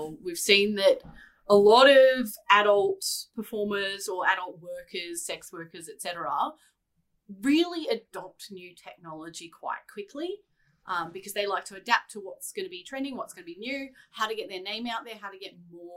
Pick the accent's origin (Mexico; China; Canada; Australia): Australia; as an Australian